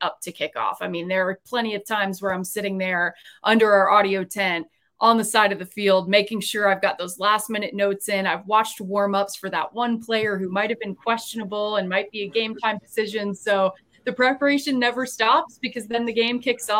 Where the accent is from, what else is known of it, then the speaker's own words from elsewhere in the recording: Charlotte, North Carolina, United States; growing up in Charlotte, we were about 2.5 hours away from Blacksburg